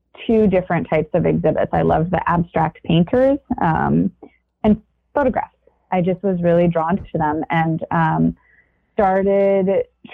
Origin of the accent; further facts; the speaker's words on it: San Diego, California, United States; moved away as an adult; also born or lived in Connecticut; I was born and raised in San Diego